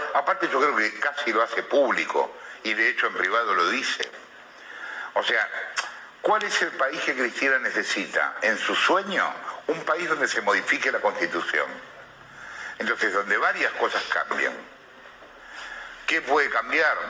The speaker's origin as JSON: {"language": "Spanish", "country": "Argentina"}